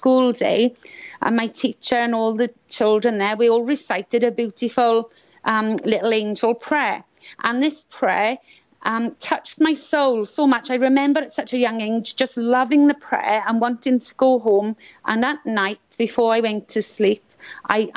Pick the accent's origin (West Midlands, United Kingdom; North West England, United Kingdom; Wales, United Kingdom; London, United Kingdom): Wales, United Kingdom; Swansea; accent: Welsh; moved away as an adult; also born or lived in Scotland; now in Florida, United States; Swansea. I was born in Swansea, South Wales. And so I'm Welsh, as you can tell maybe by my accent.